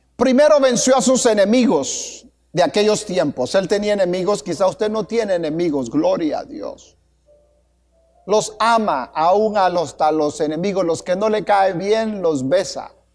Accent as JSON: {"language": "Spanish", "country": "Guatemala", "tie": "born or raised there", "moved": "yes", "said": "Como decía un comercial allá en mi tierra"}